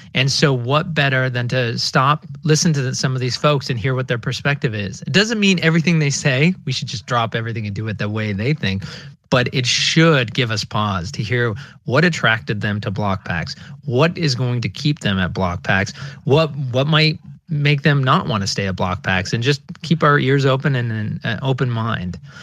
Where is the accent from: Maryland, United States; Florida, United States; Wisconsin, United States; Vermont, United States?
Vermont, United States; Burlington; Growing up in Burlington, Vermont